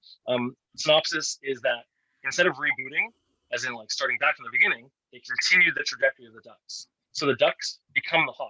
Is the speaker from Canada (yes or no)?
yes; Canada; As a Canadian